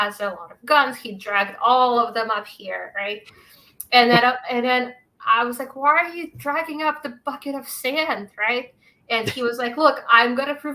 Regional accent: Moscow, Russia; now in Massachusetts, United States; I grew up in Moscow

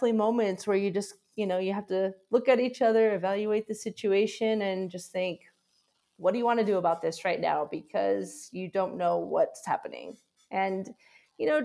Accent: Portland, Oregon, United States; moved away as an adult; also born or lived in Vietnam / Guatemala; now in Chiang Mai, Thailand; I'm from Portland, Oregon

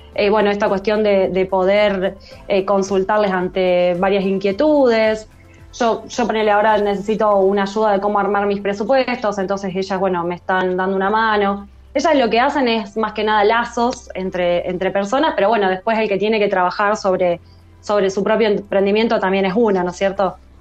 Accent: San Pedro, Buenos Aires Province, Argentina; now in Rosario, Argentina; Yo vivo en Rosario, en realidad soy de San Pedro, que es, bueno, cerquita, unos 180 kilómetros de acá de, Rosario

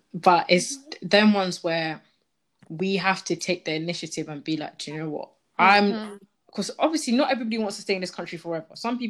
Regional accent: Ghana; now in United Kingdom; when you tell them, oh, I'm from Ghana. Oh, yeah, I've been to Accra.

